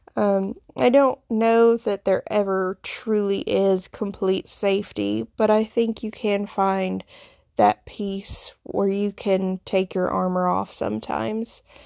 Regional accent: foothills of the Appalachian Mountains, the South, United States; accent: Southern; my accent, I grew up in the South, in the Bible Belt, uh, in the foothills of the Appalachian Mountains

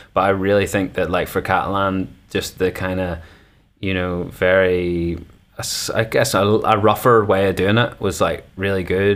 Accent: North Coast, Northern Ireland, United Kingdom; now in Belfast, United Kingdom; the homeland, the North Coast for life.

